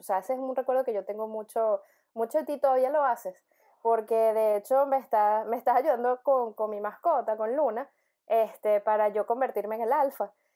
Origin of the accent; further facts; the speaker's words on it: Venezuela; tú naciste en Venezuela, como yo